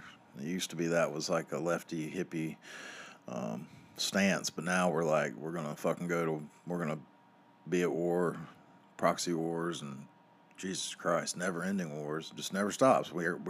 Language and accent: English; the South, United States; I grew up in the South. They're everywhere.